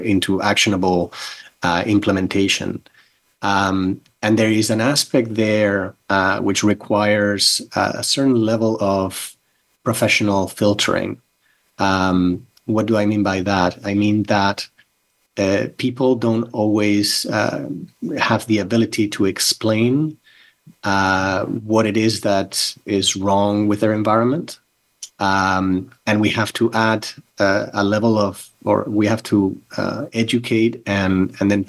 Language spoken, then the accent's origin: English; Barcelona, Catalonia, Spain; moved away; also born or lived in North Carolina; I grew up in Barcelona, in Spain, Catalonia, Spain.